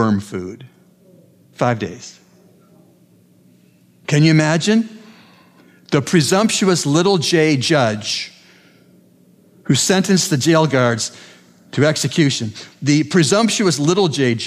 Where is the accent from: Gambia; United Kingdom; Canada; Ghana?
Canada; I'm a Canadian.